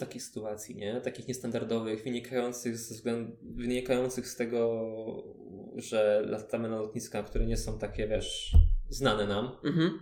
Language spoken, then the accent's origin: Polish; Ostrów, Poland; also born or lived in Chełm; też jestem z, z Ostrowa